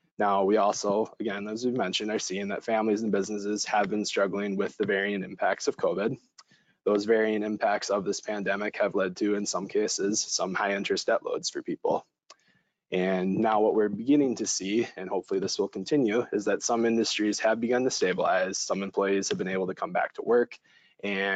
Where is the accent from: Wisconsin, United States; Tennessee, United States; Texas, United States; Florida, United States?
Wisconsin, United States; Madison; moved away; I am originally from Madison, Wisconsin